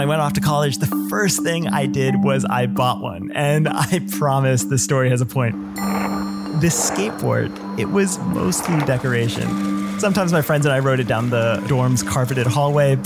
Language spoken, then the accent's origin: English; United States; He passed away when I was 9 and I grew up in the States